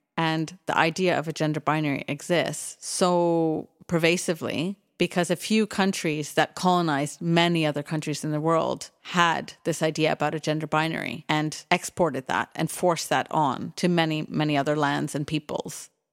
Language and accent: English; Canada; moved away; also born or lived in United Kingdom; I grew up in Canada